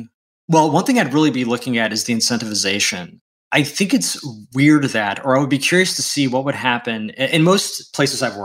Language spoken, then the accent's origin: English; United States; first language English; I am an American citizen, English is my first language